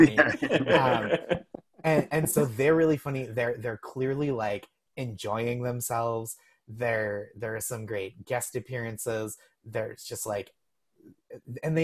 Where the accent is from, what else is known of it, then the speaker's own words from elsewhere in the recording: Massachusetts, United States; I'm from Massachusetts.